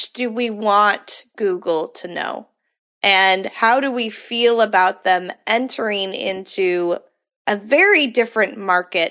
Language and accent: English; Las Vegas, Nevada, United States; moved away; I grew up in Las Vegas